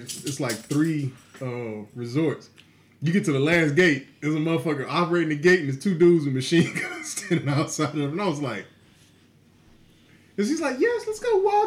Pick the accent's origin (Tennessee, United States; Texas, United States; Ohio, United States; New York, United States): Texas, United States; I'm from Texas.